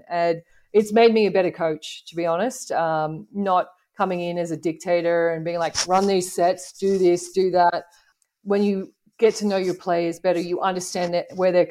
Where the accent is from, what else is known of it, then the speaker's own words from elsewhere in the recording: Sydney, New South Wales, Australia; moved away as an adult; growing up in Sydney as a female coach